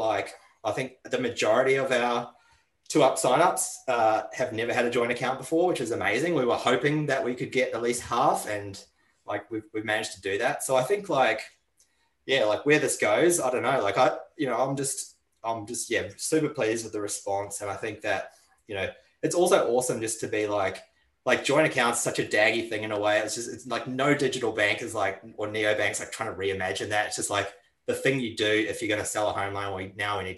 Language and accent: English; New Zealand; now in Australia; When I grew up in New Zealand